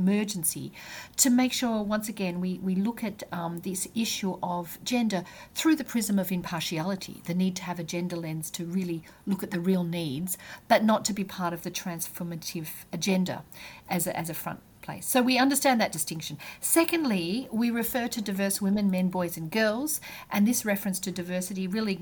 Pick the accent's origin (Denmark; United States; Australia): Australia; moved away; being an Australian